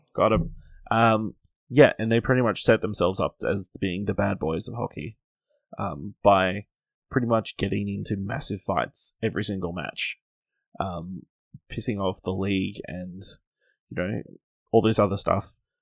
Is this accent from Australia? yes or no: yes; Australia; as an Australian